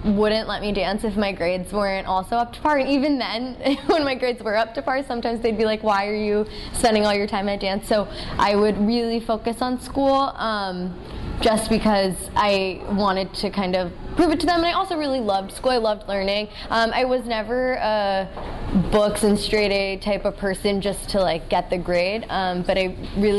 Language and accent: English; Murrysville, Pennsylvania, United States; moved away as an adult; also born or lived in New York; I grew up in Murrysville, Pennsylvania, which is a small town outside of Pittsburgh.